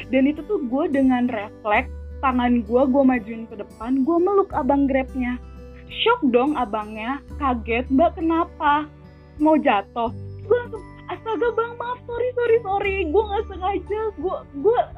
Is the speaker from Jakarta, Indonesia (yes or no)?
yes; Jakarta, Indonesia; doi gue nih beda beda provinsi tinggalnya sama gue dia dari Jawa Timur gue dari Jakarta